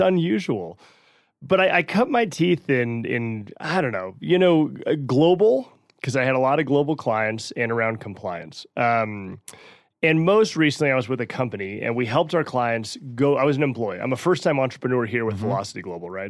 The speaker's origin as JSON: {"language": "English", "region": "New Mexico", "country": "United States", "tie": "born or raised there", "moved": "as an adult", "lives_now": "Denver, United States", "said": "Born and raised in New Mexico, been living in Colorado now for a dozen years"}